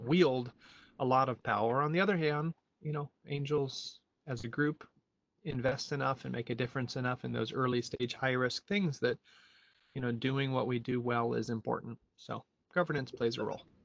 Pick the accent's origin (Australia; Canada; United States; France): United States; moved away as an adult; also born or lived in Europe; I am an American who lived uh, 20 years abroad in Europe and came back here in 2010